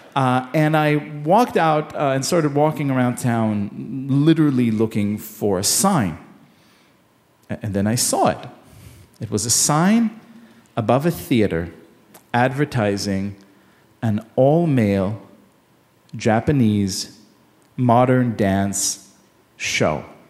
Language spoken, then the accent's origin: English; Israel; I grew up in Israel in the 1980s.